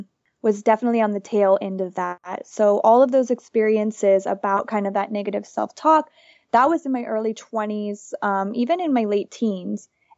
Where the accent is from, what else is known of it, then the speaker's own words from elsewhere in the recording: Florida, United States; moved away as an adult; now in Nicaragua; I grew up in Florida in a small town.